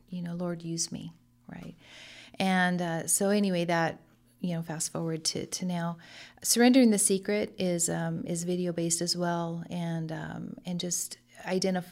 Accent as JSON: {"language": "English", "town": "Lemoore", "region": "California", "country": "United States", "tie": "born or raised there", "also_born_or_lived": "Hanford", "said": "I grew up in Lemoore, a hometown girl here, uh, but moved to Hanford."}